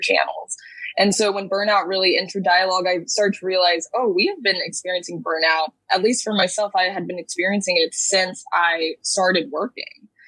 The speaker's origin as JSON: {"language": "English", "town": "Dallas", "region": "Texas", "country": "United States", "moved": "yes", "lives_now": "New York, United States", "said": "I hail from Dallas, Texas, but currently live in New York"}